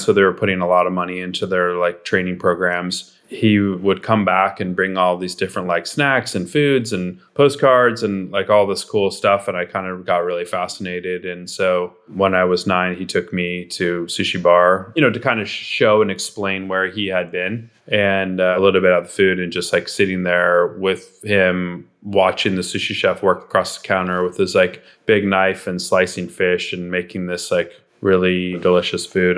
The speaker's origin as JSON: {"language": "English", "region": "Southern California", "country": "United States", "tie": "born or raised there", "said": "growing up in Southern California"}